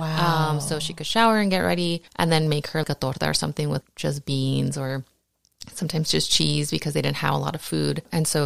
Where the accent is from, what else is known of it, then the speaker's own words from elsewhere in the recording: Huntington Park, California, United States; also born or lived in Downey; I grew up in Southeast LA, Huntington Park, and in Downey